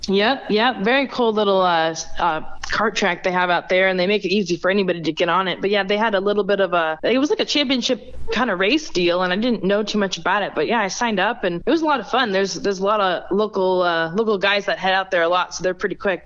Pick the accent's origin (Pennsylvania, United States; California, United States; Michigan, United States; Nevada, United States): Nevada, United States; Las Vegas; being born and raised in Vegas